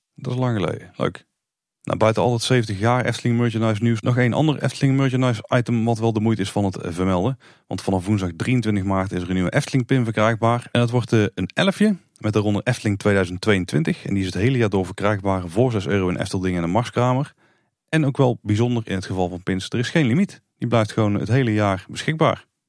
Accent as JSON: {"language": "Dutch", "country": "Netherlands", "said": "als Nederlander"}